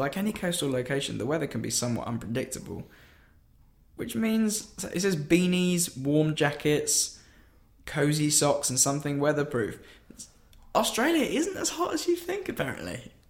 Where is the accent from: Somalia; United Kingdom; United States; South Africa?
United Kingdom; England; We're from England.